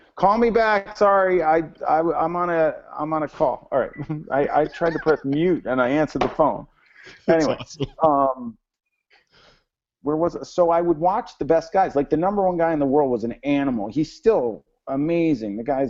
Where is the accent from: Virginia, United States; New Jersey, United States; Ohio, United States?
New Jersey, United States; now in Los Angeles, United States; I am from Jersey. And I was like, I want to go sail with the best guy. I'm going to go to Long Beach. And I moved to L.A. and I sailed in Long Beach